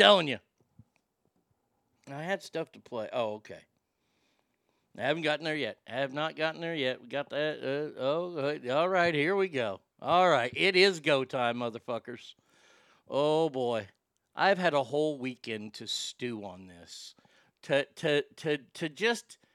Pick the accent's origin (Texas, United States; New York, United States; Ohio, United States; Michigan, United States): Texas, United States; Garland; Curtis Caldwell Center in my hometown of Garland, Texas